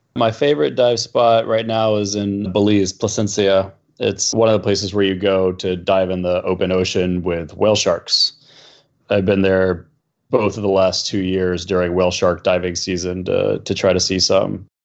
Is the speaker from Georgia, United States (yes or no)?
yes; Atlanta, Georgia, United States; moved away; also born or lived in New York; We grew up in Atlanta together